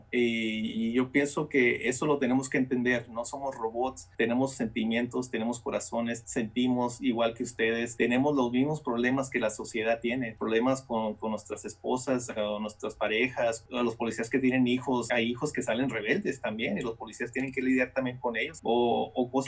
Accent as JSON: {"language": "Spanish", "region": "California", "country": "United States", "tie": "born or raised there", "said": "Yo estudié y crecí en California. Cuando emigramos para Estados Unidos, mis padres nos trajeron a, California"}